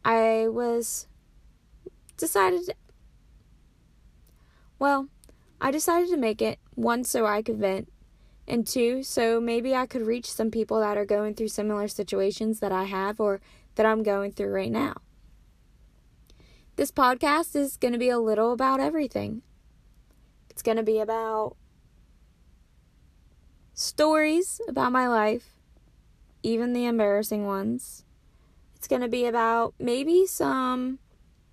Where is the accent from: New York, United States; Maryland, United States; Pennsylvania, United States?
Maryland, United States; Williamsport; moved away as an adult; now in North Carolina, United States; My hometown is Williamsport, Maryland, but I currently go to school at Pfeiffer University, which is a small school